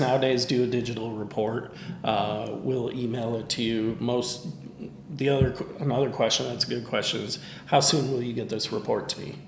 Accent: Michigan, United States; now in Tennessee, United States; Michigan, my home state

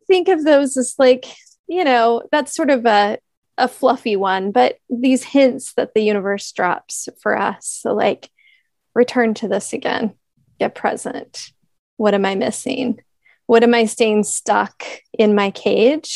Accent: Kansas City, United States; I grew up in Kansas City area

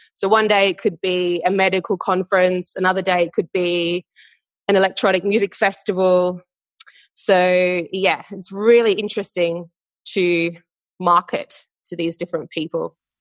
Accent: Perth, Western Australia, Australia; moved away as an adult; now in London, United Kingdom; I am originally from Perth in Western Australia, and now based in London

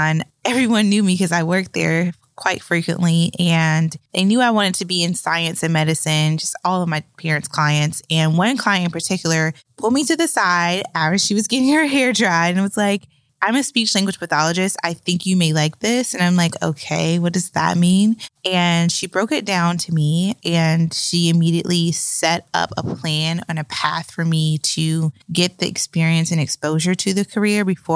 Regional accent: Raleigh, North Carolina, United States; I was born and raised in Raleigh, North Carolina

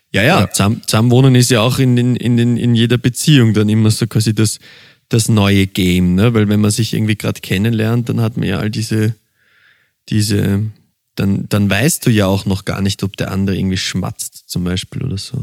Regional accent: Vienna, Austria; ich bin ein Wiener und bei uns gibt's einen gespritzten

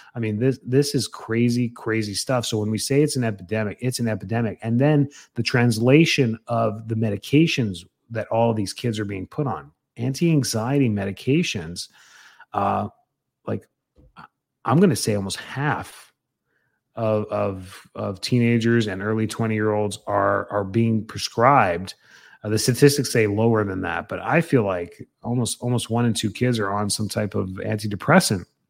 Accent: Canada; now in Tampa, United States; being Canadian

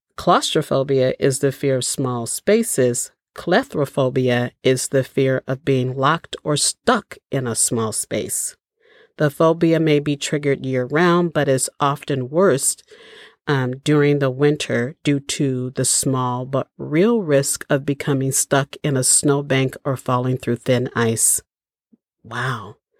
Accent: Chicago, Illinois, United States; moved away; I grew up in Chicago

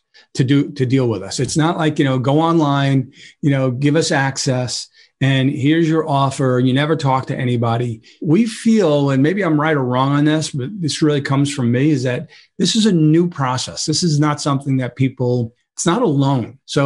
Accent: New York City, New York, United States; I grew up in Brooklyn

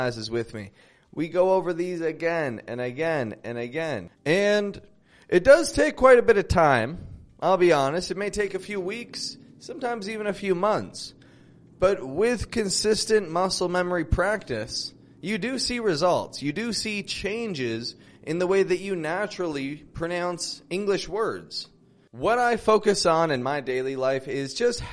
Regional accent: Toronto, Ontario, Canada; now in Mexico; I'm from Toronto, and I live in Mexico at the moment.

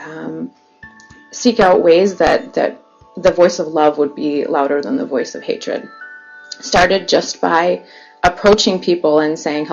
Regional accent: Grand Rapids, Michigan, United States; both Mike and I grew up here in Grand Rapids

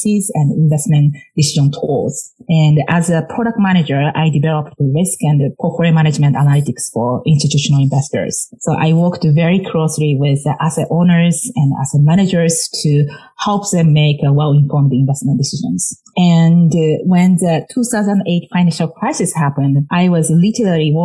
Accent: Japan; moved away as an adult; now in United States; growing up in Japan

